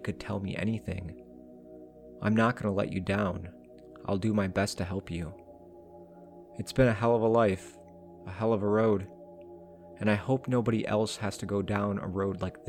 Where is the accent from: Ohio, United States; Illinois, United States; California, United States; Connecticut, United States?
Illinois, United States; near Pinckneyville; I was sent to Pinckneyville Correctional Center, which is very close to my hometown